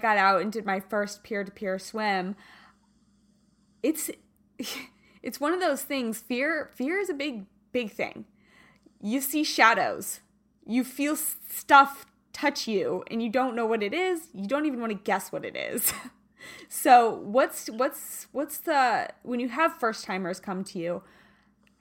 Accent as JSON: {"language": "English", "region": "Kansas", "country": "United States", "moved": "yes", "said": "I am from Kansas originally"}